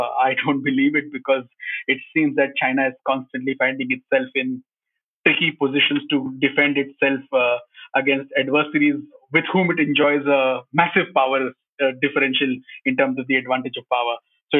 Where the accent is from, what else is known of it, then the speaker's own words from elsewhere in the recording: India; as a Indian citizen